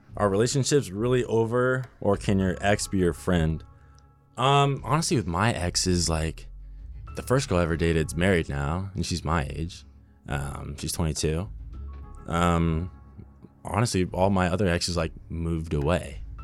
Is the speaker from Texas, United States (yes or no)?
no; Burbank, California, United States; I grew up in Burbank, California, so pretty close to here